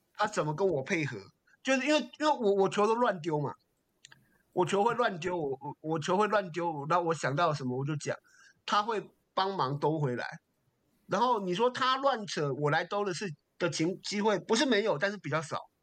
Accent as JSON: {"language": "Chinese", "region": "Taipei", "country": "Taiwan", "said": "我台北人"}